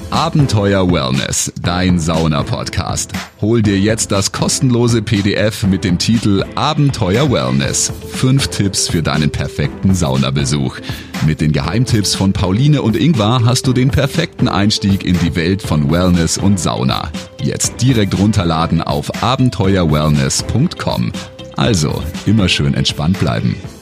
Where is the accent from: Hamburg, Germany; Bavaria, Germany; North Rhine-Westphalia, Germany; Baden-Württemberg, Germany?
Baden-Württemberg, Germany; Swabia; der gebürtige Schwab